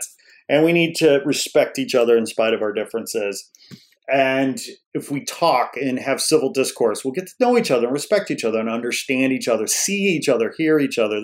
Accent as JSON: {"language": "English", "area": "outside Chicago", "region": "Illinois", "country": "United States", "tie": "born or raised there", "said": "I grew up outside Chicago and I love ditching school and taking the train into the city"}